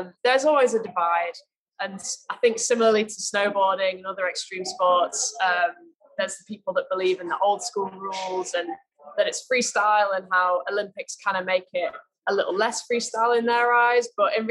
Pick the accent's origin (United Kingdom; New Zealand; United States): United Kingdom; Manchester, North West England; moved away as an adult; now in Corby, United Kingdom; I grew up in Manchester.